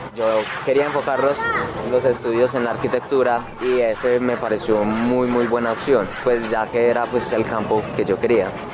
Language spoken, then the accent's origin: Spanish; Medellín, Antioquia, Colombia; soy de la Comuna 1 de Medellín